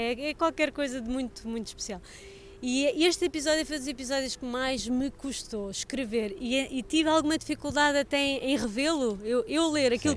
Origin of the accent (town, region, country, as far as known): Portugal